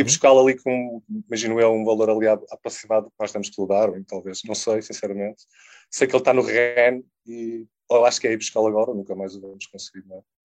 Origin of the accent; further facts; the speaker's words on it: a village near Porto, Porto District, Portugal; also born or lived in Lisbon; Eu cresci numa, numa aldeia perto do Porto